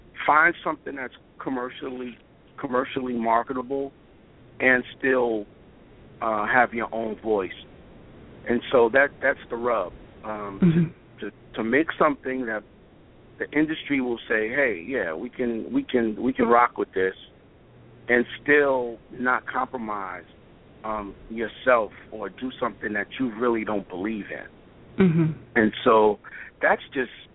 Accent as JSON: {"language": "English", "town": "New York City", "region": "New York", "country": "United States", "said": "I'm from Brooklyn"}